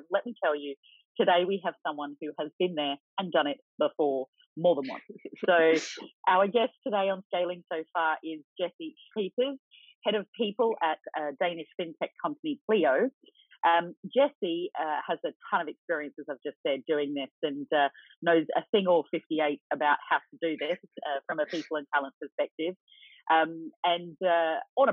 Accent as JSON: {"language": "English", "country": "Australia", "moved": "yes", "said": "Most people can hear that I'm Australian"}